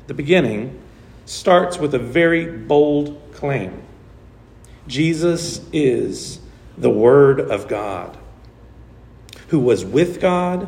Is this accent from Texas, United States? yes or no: yes; Yoakum, Texas, United States; moved away; I'm not from Houston, and I'm not from Sugar Land or Pearland. I'm from Yoakum